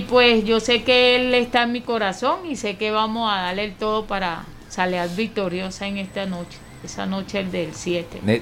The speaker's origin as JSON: {"language": "Spanish", "country": "Venezuela", "said": "lo que hemos pasado como venezolanos"}